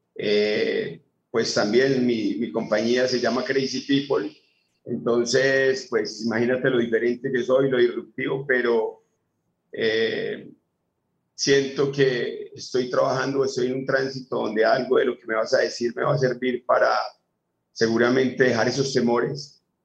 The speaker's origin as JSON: {"language": "Spanish", "country": "Colombia", "also_born_or_lived": "Medellín", "said": "de Colombia. Soy. Sí. Estoy en Medellín."}